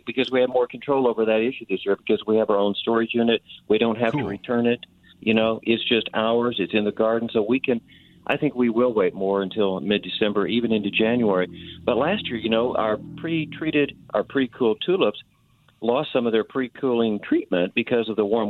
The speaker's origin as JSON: {"language": "English", "town": "Tulsa", "region": "Oklahoma", "country": "United States", "tie": "born or raised there", "said": "In Tulsa."}